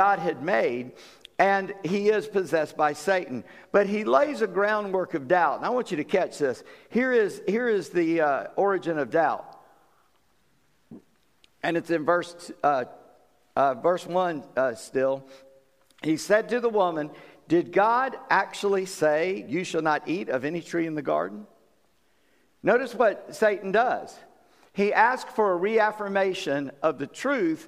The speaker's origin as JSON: {"language": "English", "region": "the South", "country": "United States", "said": "I'm a Southerner, and of course people in Virginia are Southerners. I come from a little further south than you guys"}